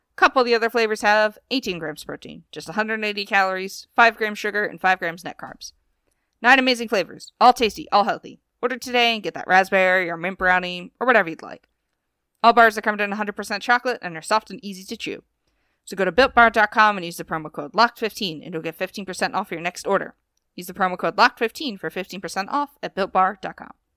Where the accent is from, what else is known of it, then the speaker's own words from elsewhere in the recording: United States; I'm from the United States